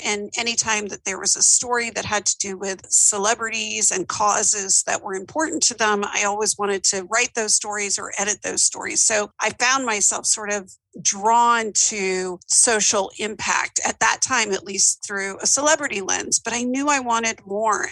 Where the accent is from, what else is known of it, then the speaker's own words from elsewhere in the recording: Atlanta, Georgia, United States; also born or lived in New York; now in Memphis, United States; I grew up in Atlanta, Georgia